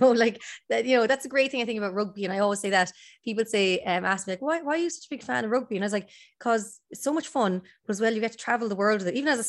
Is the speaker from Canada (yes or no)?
no; Galway, Connacht, Ireland; I am from Gaul originally, so Connacht would be my original team.